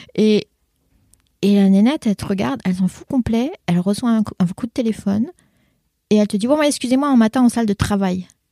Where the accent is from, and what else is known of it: France; born or raised there; first language French; moved away as an adult